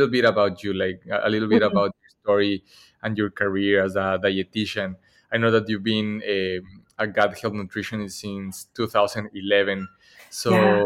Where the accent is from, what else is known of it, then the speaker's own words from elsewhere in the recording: Ecuador; moved away as an adult; now in Boston, United States; I moved to Boston 4 years ago and I grew up in Ecuador